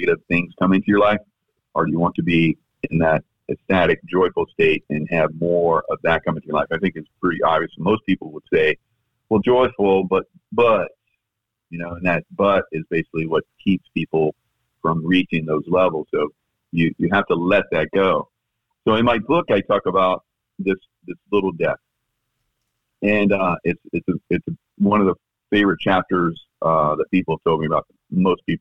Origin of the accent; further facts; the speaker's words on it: South Carolina, United States; now in Florida, United States; my home state of South Carolina